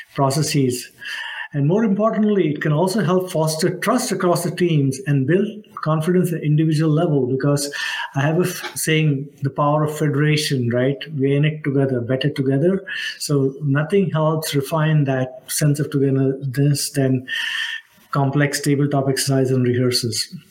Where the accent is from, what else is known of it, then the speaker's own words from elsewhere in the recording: Mumbai, Maharashtra, India; moved away as an adult; also born or lived in Nashville, Tennessee; now in United States; I grew up in Mumbai, India, as they say it now